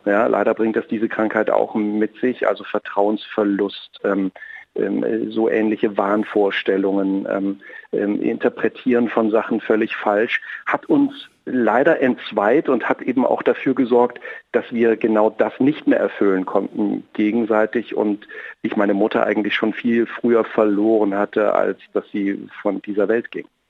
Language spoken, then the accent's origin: German; Apolda, Thuringia, Germany; moved away; Ich bin ja ein, ein, ein Kind aus Thüringen. Ich bin äh, in Apolda groß geworden, in einer kleinen Stadt mitten in Thüringen.